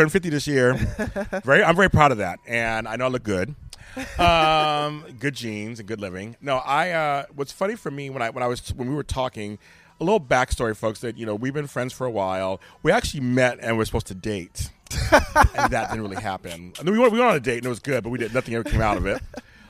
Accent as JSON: {"language": "English", "town": "Inglewood", "region": "California", "country": "United States", "tie": "born or raised there", "said": "I was growing up in South Central Los Angeles in Inglewood."}